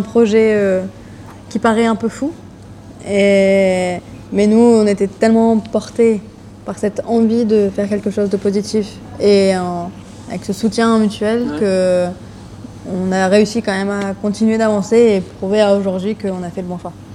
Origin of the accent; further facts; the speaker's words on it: Lille, Hauts-de-France, France; j'ai 28 ans. Je viens de Lille